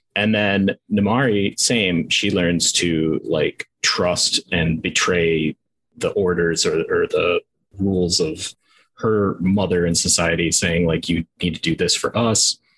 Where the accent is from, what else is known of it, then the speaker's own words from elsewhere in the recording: Minnesota, United States; I'm from Minnesota